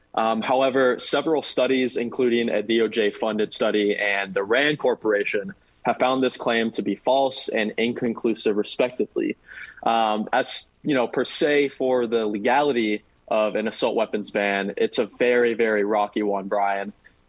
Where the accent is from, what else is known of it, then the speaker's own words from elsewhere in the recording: San Antonio, Texas, United States; I am happily born and raised in San Antonio, Texas, proud Texan at heart.